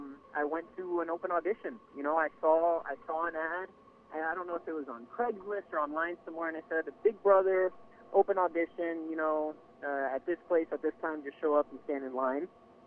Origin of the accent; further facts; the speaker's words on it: Waukegan, Illinois, United States; born there; first language Spanish; English is a second language; And so I was born in Chicago, rather Waukegan, Illinois. {S1} Mm-hmm. {S2} But I learned Spanish at home, and that was what I spoke until I started going to school. And then I started learning English.